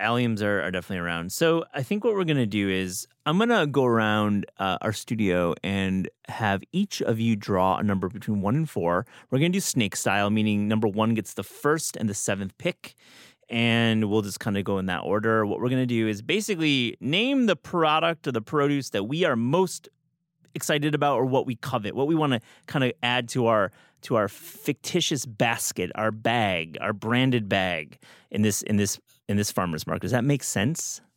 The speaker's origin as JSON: {"language": "English", "area": "Midwest", "region": "Michigan", "country": "United States", "tie": "born or raised there", "moved": "yes", "said": "Midwest, when I was growing up, we have a strawberry season"}